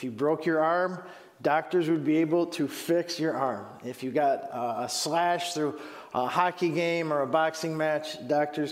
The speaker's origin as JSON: {"language": "English", "town": "Huron", "region": "Ohio", "country": "United States", "moved": "yes", "said": "I'm originally from Huron, Ohio"}